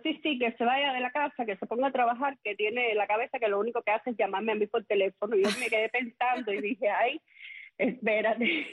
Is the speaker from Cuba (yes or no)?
yes; Manacas, Villa Clara, Cuba; mi niñez en Manacas era un pueblito, es un pueblito eh, pintoresco, un pueblito